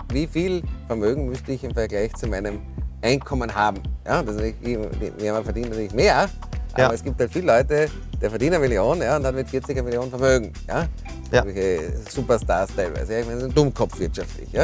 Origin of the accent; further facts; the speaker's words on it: Austria; moved away as an adult; also born or lived in Cambridge, Massachusetts / New York / Frankfurt / London; Ich bin in Speckgürtel von Wien geboren, bin dort zur Schule gegangen